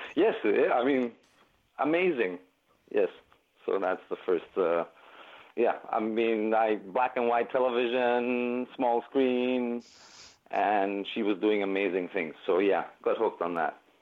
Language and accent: English; Greece; they were in my home country